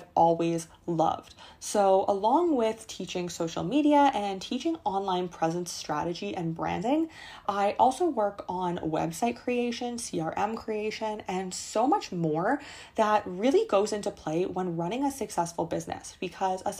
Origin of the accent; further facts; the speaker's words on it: Canada; I was growing up in Canada in a small town, and I wanted to live in the big city.